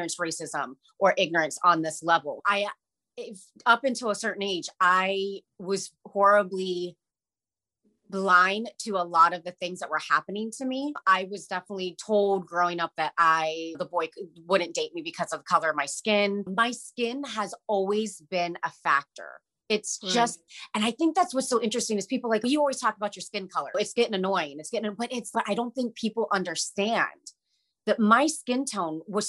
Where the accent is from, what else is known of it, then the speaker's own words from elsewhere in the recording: Ohio, United States; moved away as an adult; also born or lived in India / Boston; now in Los Angeles, United States; I grew up in Ohio in a very small town